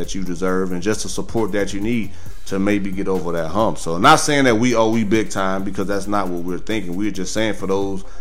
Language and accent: English; Chicago, Illinois, United States; used to play for my hometown, the Bulls